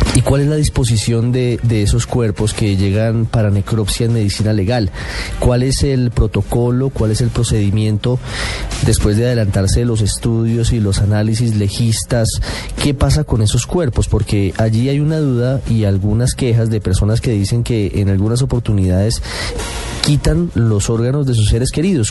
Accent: Colombia; qué tan solidarios somos los colombianos

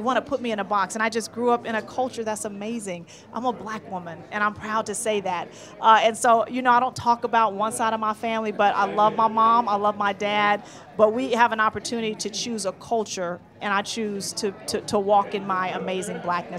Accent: Oakland, California, United States; I'm a little girl from Oakland, California.

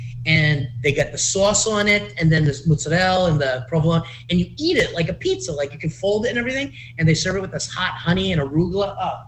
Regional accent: United States; we're from New York, New Jersey.

